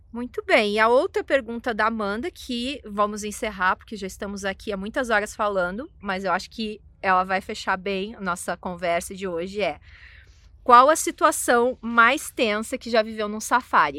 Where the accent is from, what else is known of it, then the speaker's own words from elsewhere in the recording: Porto Alegre, Rio Grande do Sul, Brazil; now in Pretoria, South Africa; Eu sou de Porto Alegre